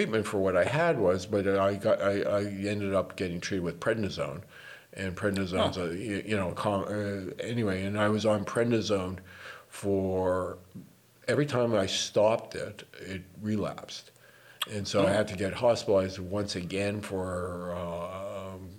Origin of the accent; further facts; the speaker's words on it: Toronto, Ontario, Canada; moved away as an adult; now in Vancouver, Canada; I was born in 1953. And I grew up in Toronto, right smack dab in the middle of Toronto